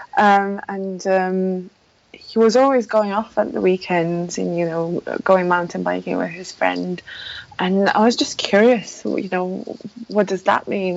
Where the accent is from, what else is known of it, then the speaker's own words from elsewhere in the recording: Poland; English is a second language; moved away; I, I ah. come come originally from Poland, so um, please forgive me for any mispronunciations or uh, bad English grammar, um, because that's uh, that's not my native language.